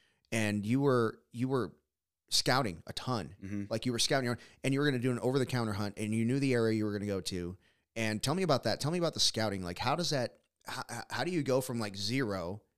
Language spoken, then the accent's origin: English; Texas, United States; Growing up in Texas, we would go to, Southwest Texas, area.